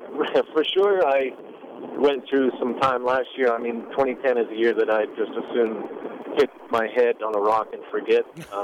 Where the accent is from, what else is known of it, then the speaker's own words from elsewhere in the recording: Saskatchewan, Canada; I'm from Saskatchewan, right in the middle, basically right above North Dakota, Montana.